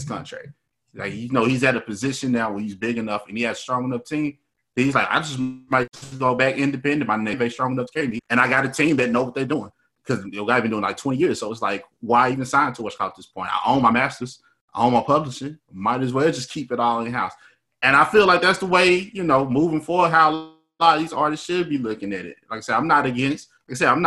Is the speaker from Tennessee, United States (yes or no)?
yes; Memphis, Tennessee, United States; I'm from Memphis